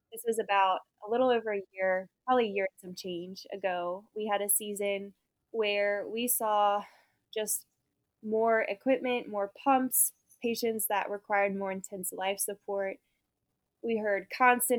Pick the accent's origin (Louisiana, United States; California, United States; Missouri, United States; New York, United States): Louisiana, United States; New Orleans; I was born and raised in New Orleans, Louisiana.